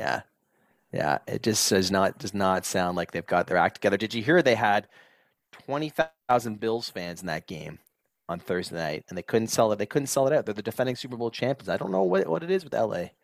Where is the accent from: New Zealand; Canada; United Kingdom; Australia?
Canada; Southern Ontario; when we grew up in Southern Ontario